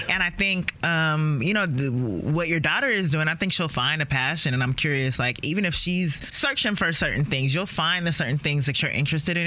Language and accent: English; Maryland, United States; also born or lived in Los Angeles; I was growing up in Maryland